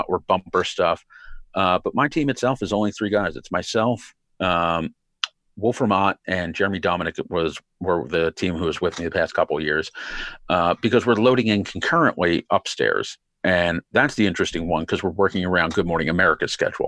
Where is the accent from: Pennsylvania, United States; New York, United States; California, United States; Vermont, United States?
Pennsylvania, United States; Philadelphia; I grew up in Philly